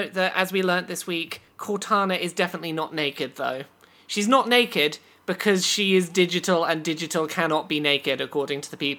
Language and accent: English; England, United Kingdom; accent: English; That is my English accent